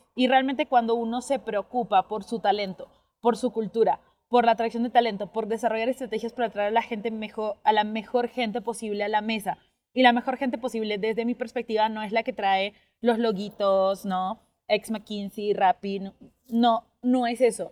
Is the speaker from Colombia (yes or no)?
no; Peru; al yo haber crecido o haberme formado toda la parte de educación primaria en una ciudad muy chiquitita de Perú